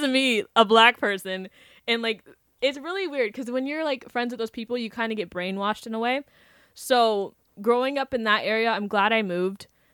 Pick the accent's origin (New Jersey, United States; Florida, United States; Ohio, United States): Florida, United States; Wellington; I grew up in Wellington